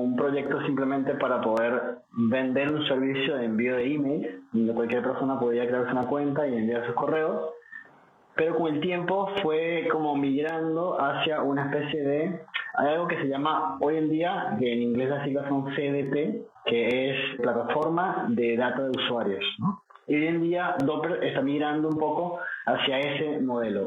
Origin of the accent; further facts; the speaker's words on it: Venezuela; now in Argentina; Soy venezolano, pero vivo en Argentina